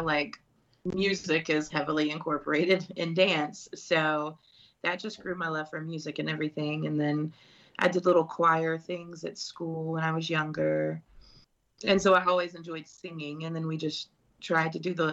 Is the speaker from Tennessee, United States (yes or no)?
yes; Bartlett, Tennessee, United States; also born or lived in Memphis; I was born and raised in Memphis, Tennessee. Bartlett's like a smaller suburb area of Memphis, and that's where I was raised.